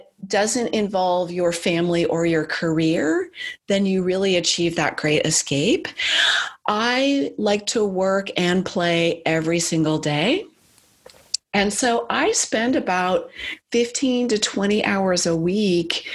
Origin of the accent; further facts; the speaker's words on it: Silicon Valley, California, United States; I grew up in Silicon Valley